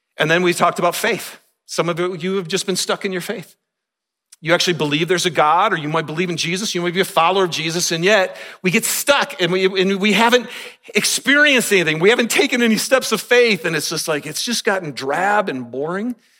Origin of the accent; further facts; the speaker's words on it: Michigan, United States; moved away as an adult; also born or lived in Kentucky; growing up in Michigan